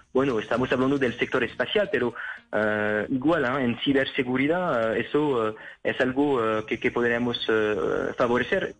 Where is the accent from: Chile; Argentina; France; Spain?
France; accent: French; now in Colombia; aunque yo tenga un acento un poco francés